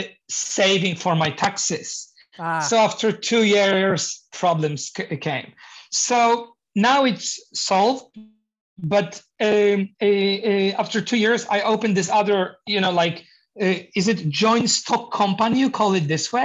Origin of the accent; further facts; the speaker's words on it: Poland; English is a second language; moved away as an adult; now in Norway; when I moved to Norway, because I'm originally from Poland, by the way. Yeah, so I moved 8 years ago